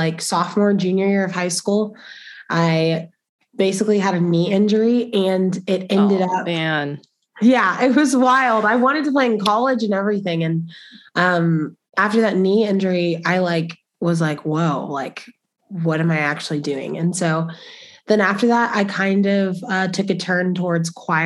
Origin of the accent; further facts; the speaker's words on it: Spring, Texas, United States; now in Lubbock, United States; I'm from Spring, Texas, which is like North Houston area. My mom on her own raised me